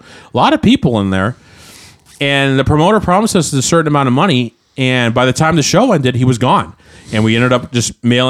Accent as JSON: {"language": "English", "town": "Anchorage", "region": "Alaska", "country": "United States", "moved": "yes", "lives_now": "Portland, United States", "said": "Because that's where we're from."}